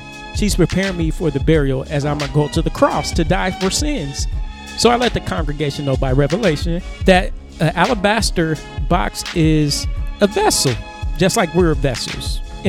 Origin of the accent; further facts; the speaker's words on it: Cincinnati, Ohio, United States; I was raised in the Cincinnati area and I was also raised in that church. It's a Pentecostal church.